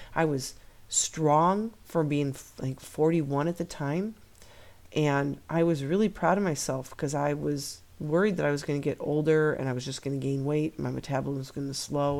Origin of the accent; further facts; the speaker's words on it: Midwest, United States; We're from the Midwest